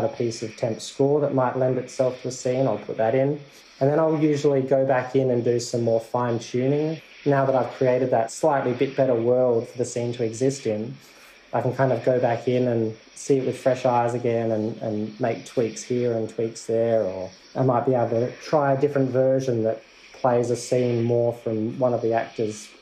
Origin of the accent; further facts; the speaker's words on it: South Australia, Australia; I'm from South Australia.